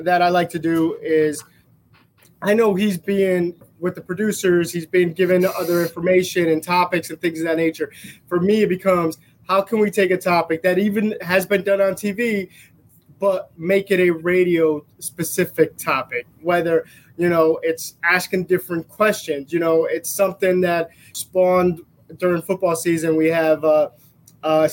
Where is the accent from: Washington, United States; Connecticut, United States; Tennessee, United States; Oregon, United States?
Connecticut, United States; Bridgeport; I grew up in Bridgeport, Connecticut.